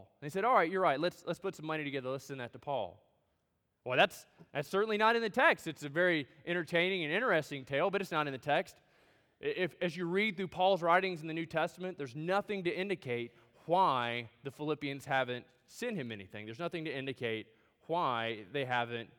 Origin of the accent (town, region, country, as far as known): United States